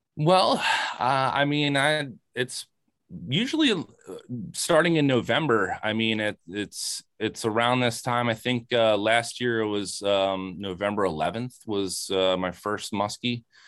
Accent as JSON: {"language": "English", "town": "Lambertville", "region": "New Jersey", "country": "United States", "said": "I'm from Lambertville"}